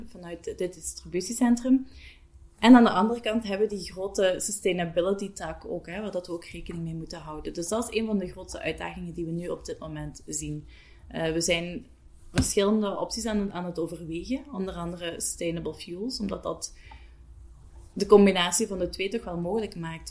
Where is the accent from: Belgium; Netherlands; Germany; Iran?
Belgium; Bocholt, Flanders; moved away as an adult; now in Hasselt, Belgium; Ik ben oorspronkelijk van Bocholt afkomstig. Ik woon ondertussen al bijna tien jaar in Hasselt.